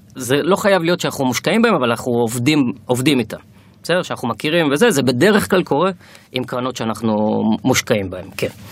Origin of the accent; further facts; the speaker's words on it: Kiryat Motzkin, Haifa District, Israel; moved away as an adult; also born or lived in Tel Aviv; אני במקום מקריית מוצקין, גדלתי שם עד גיל 18